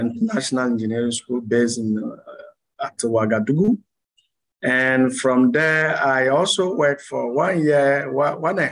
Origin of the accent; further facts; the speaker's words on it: Lomé, Maritime, Togo; moved away as an adult; also born or lived in France / Canada; I was born in Lomé, Togo here, and I grown in Lomé. I studied in Lomé until my first university degree